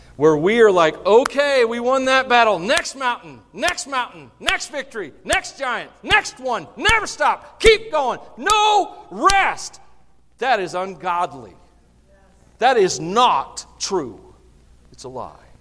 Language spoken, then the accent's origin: English; the South, United States; I'm from the South.